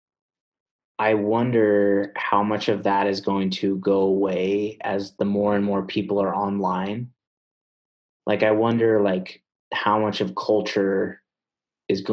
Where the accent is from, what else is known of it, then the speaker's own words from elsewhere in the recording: San Diego, California, United States; moved away as an adult; also born or lived in Provo, Utah (BYU); growing up in Southern California, right, for me personally, like when I was 14